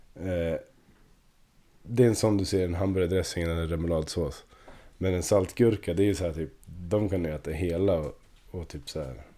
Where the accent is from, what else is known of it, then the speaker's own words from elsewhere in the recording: Östersund, Jämtland, Sweden; jag är från Torvalla, gillar Torvalla